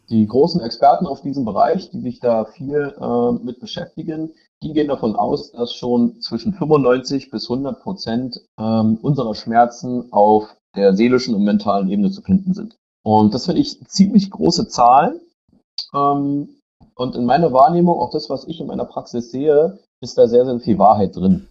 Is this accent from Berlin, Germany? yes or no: yes; Berlin, Germany; ich komme aus Berlin